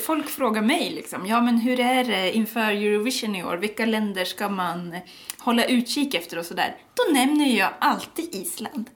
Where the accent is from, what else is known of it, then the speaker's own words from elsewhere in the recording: Sweden; vi som deppiga svenskar